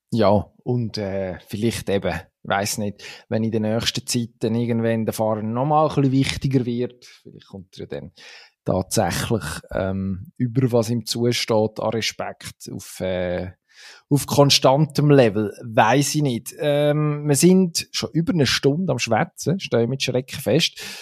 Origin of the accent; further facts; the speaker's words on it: Switzerland; als Schweizer